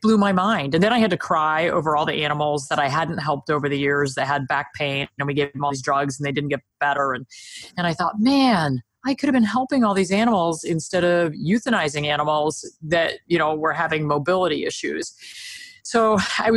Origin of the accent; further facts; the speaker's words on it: New Jersey, United States; I'm a Jersey girl. I'm from New Jersey, so the East Coast of the US